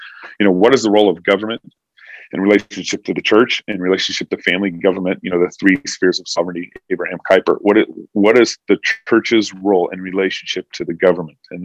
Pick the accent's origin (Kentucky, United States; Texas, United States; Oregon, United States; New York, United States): Texas, United States; moved away; also born or lived in California; I was born in Texas in 1979. We were in Tyler, Texas in 1981, 82, 83